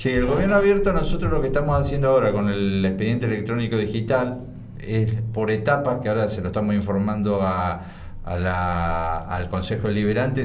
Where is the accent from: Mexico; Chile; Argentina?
Argentina; Bahía Blanca, Buenos Aires Province; also born or lived in Villarino; aunque nosotros nacimos en Bahía, somos bahienses